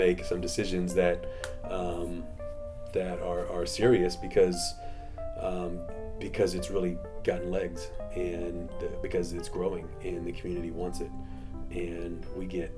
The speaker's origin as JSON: {"language": "English", "region": "Florida", "country": "United States", "tie": "born or raised there", "said": "I grew up in Florida, and my parents were from Texas"}